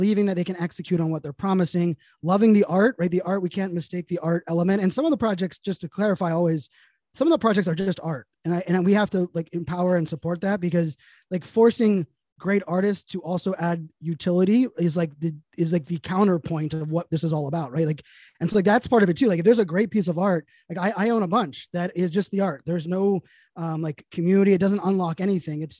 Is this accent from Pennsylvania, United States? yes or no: yes; Pittsburgh, Pennsylvania, United States; moved away; I'm born and raised in Pittsburgh